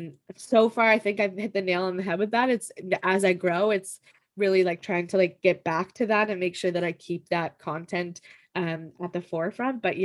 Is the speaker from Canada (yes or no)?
yes; Canada; I'm Canadian